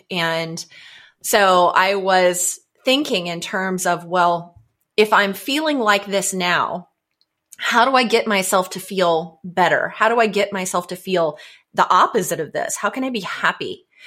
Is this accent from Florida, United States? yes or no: yes; Florida, United States; moved away as an adult; now in Atlanta, United States; I just recently moved here from Florida, and growing up in Florida